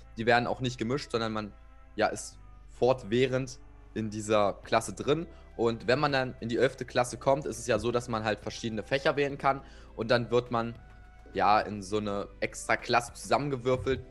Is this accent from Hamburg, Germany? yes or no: no; Saxony-Anhalt, Germany; bei uns in Sachsen-Anhalt